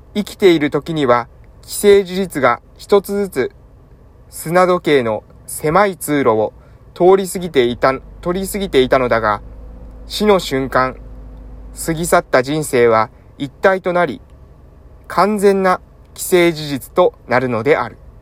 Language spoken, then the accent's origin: Japanese; Japan; 地元に戻ってきたのもですね